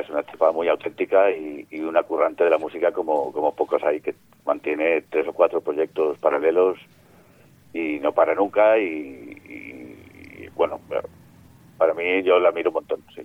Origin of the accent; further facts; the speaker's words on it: Mallorca, Balearic Islands, Spain; moved away as an adult; now in Barcelona, Spain; yo soy mallorquín, pero estoy instalado en, Barcelona